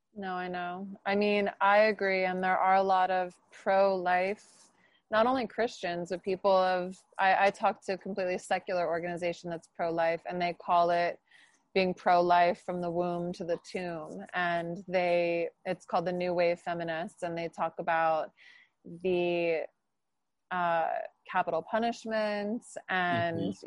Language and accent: English; New Jersey, United States; I'm from New Jersey